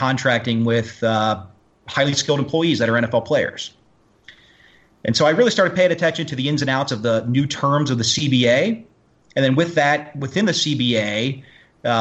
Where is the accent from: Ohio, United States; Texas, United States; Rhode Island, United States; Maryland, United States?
Ohio, United States; Cincinnati; now in Michigan, United States; born and raised in Cincinnati kid